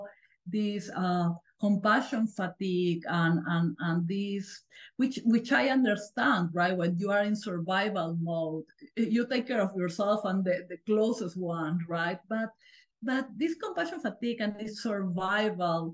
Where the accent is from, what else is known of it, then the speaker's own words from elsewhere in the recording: Peru; moved away as an adult; now in United States; I grew up in Peru and I went to medical school there